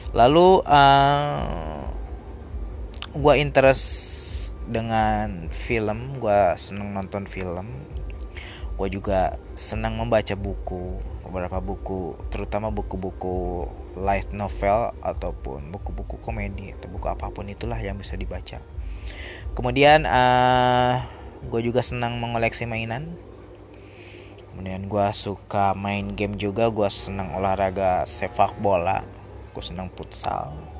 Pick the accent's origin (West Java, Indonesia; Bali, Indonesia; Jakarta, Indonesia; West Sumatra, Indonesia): West Java, Indonesia; Purwakarta; gua asli Purwakarta, gua lahir di Purwakarta